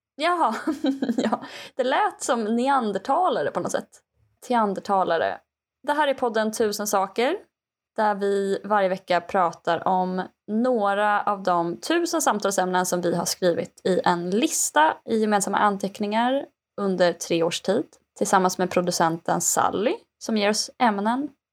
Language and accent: Swedish; Skaraborg, Västra Götaland, Sweden; som skaraborgare